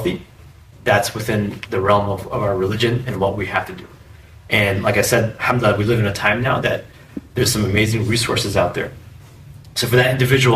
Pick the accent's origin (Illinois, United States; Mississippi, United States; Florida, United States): Illinois, United States; Chicago; I was born and raised in Chicago